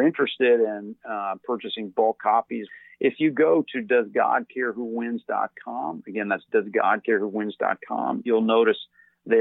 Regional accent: Louisville, Kentucky, United States; I grew up in Louisville, Kentucky

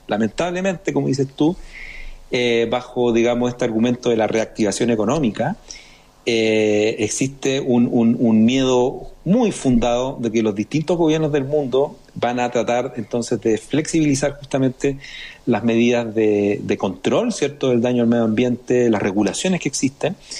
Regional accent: Chile; nosotros como chilenos

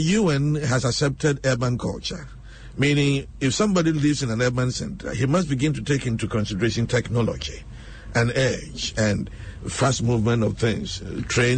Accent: Sita, Ashanti, Ghana; now in Accra, Ghana; if you are living in my hometown, in Sita, in Ashanti region

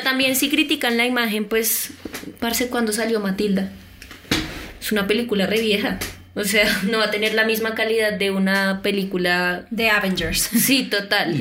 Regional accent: Colombia; porque somos colombianas

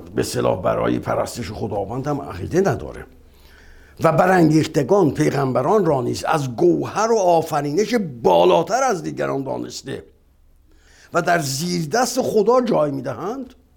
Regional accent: Iran

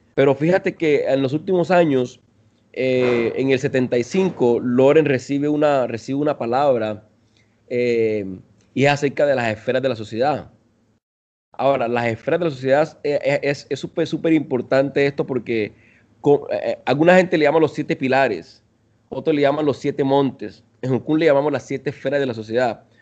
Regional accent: Colombia; moved away as an adult; also born or lived in Venezuela; now in Costa Rica; yo soy de Colombia, eh, soy de Colombia, bueno, nací en Venezuela, pero crecí en Colombia y ahora vivo en Costa Rica.

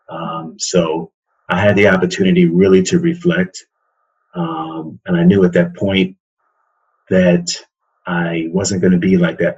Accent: New York City, New York, United States; moved away as an adult; also born or lived in Petersburg, Virginia; now in Baltimore, United States; born and raised in Queens, and when I turned 18, actually when I was 17, I turned 18 when I moved away

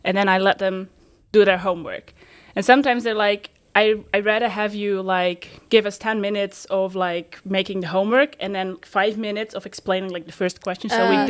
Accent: Netherlands; I'm from the Netherlands

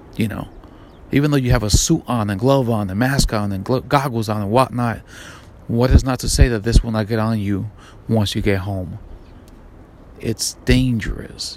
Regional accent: New York, United States; I'm from New York, FDNY, EMS, NYPD

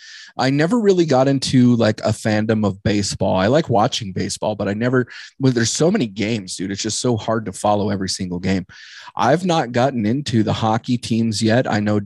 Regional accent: Southern Nevada, United States; moved away; I was born in Northern Nevada, and then I was raised in Southern Nevada

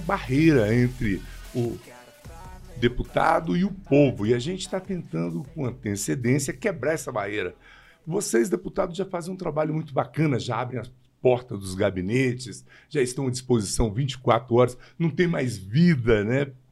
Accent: Taguatinga, Federal District, Brazil; also born or lived in Guará; eu nasci em Taguatinga, eu vim para o Guará 70 e 2, 73.

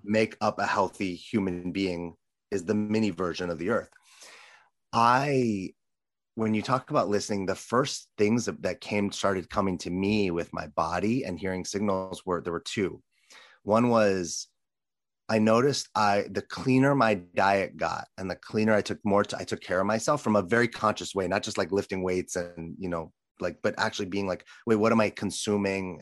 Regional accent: Los Angeles, California, United States; as a little boy growing up in Los Angeles

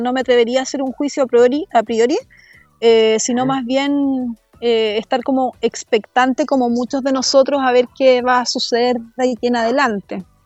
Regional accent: El Bosque, Santiago Metropolitan Region, Chile; la comuna donde, donde yo crecí, donde yo nací, que es la comuna del bosque

